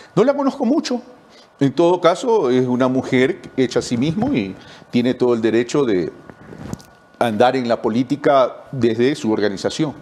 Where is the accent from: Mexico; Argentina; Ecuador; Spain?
Ecuador; Yo soy ecuatoriano.